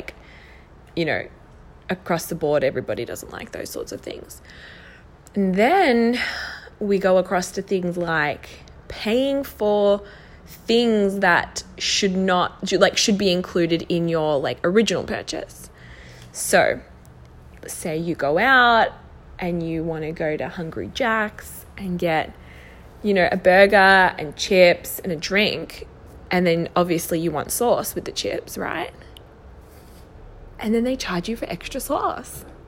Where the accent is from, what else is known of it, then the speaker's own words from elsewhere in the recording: Melbourne, Victoria, Australia; Newly married, we're from Melbourne, Australia